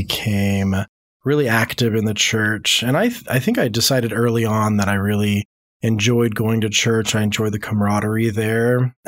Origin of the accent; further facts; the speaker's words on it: Louisiana, United States; born there; I have lived a lot of different places over the country. So I was born in Louisiana, but I've moved on average about once a year my entire life.